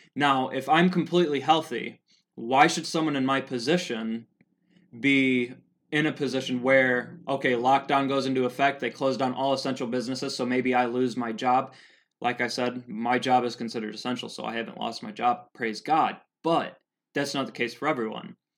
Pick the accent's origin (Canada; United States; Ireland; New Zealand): United States; Helena, Montana; so here in Helena, I'm from Helena, Montana